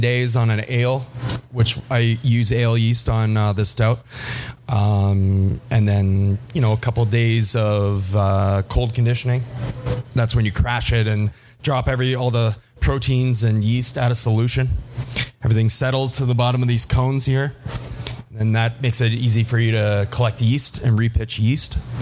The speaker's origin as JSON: {"language": "English", "town": "Windsor", "region": "Ontario", "country": "Canada", "tie": "born or raised there", "said": "I'm originally from Windsor, Ontario, south of born and raised south of Detroit"}